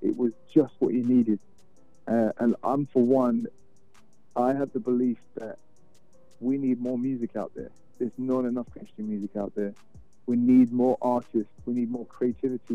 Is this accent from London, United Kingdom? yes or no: yes; London, United Kingdom; moved away as an adult; now in Houston, United States; I'm from London, uh, born and raised.